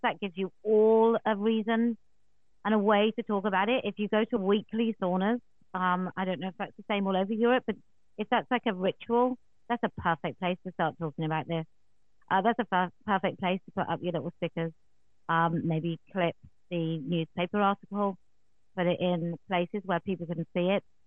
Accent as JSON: {"language": "English", "region": "England", "country": "United Kingdom", "said": "as a an English woman"}